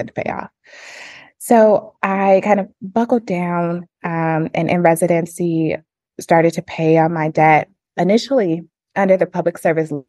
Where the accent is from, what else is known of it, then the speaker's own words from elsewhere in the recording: Flint, Michigan, United States; I'm originally from Flint, Michigan